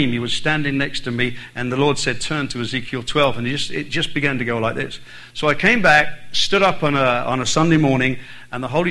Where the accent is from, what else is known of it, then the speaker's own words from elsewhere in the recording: Ireland; also born or lived in United Kingdom; now in Texas, United States; I was born in Southern Ireland